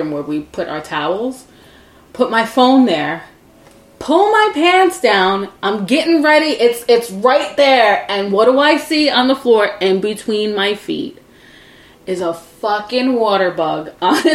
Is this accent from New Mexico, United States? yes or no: no; New York City, New York, United States; moved away as an adult; also born or lived in Brooklyn, New York; I grew up on Staten Island